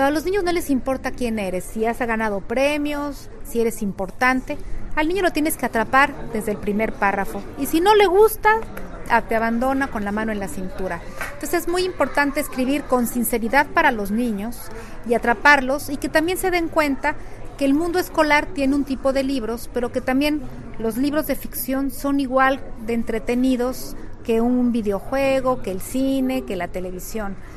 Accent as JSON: {"language": "Spanish", "country": "Mexico", "said": "yo vengo desde México y espero que pues me acompañen este próximo viernes a las 11 de la mañana."}